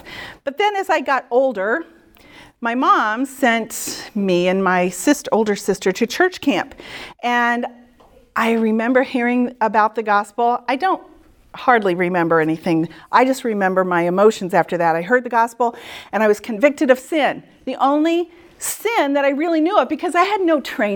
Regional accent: Midwest, United States; moved away as an adult; also born or lived in New England; I'm a Midwesterner

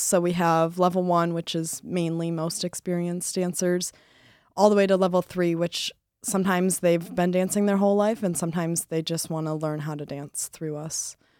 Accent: Rochester Hills, Michigan, United States; I'm a senior this year majoring in hospitality business, and I am from Rochester Hills, Michigan.

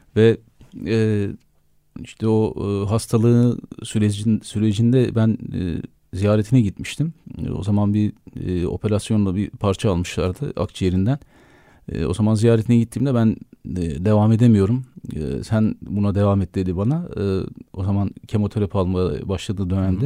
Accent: Erzurum, Turkey; benim çocukluğum Erzurum'da geçti. Ee, Erzurumluyum

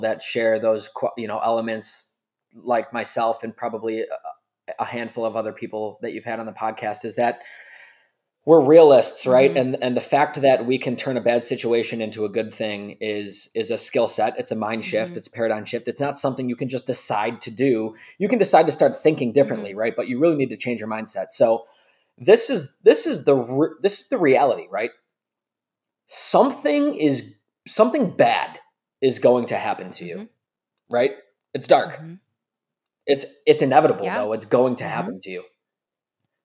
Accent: Buffalo, New York, United States; we're from Buffalo, New York

